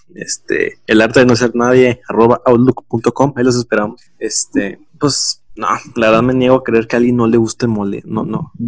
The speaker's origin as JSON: {"language": "Spanish", "country": "Mexico", "said": "como, como mexicanos"}